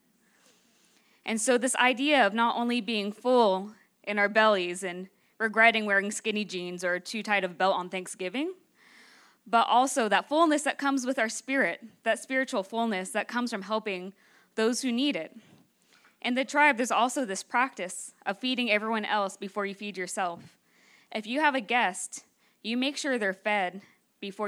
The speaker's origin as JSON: {"language": "English", "region": "Northern California", "country": "United States"}